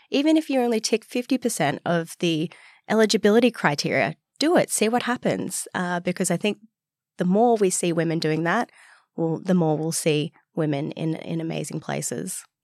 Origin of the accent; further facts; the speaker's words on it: Newcastle, New South Wales, Australia; now in Sydney, Australia; I grew up in Newcastle, so two hours north of here